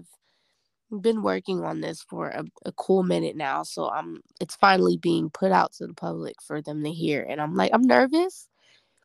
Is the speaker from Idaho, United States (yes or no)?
no; Long Beach, California, United States; now in Los Angeles, United States; I was born and raised, like you said, in Long Beach